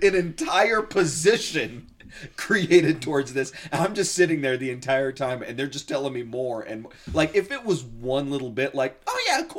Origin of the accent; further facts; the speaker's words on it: Southern California, United States; now in Delta, Utah, United States; And Eric and I grew up together in Southern California. I'm originally from Southern California.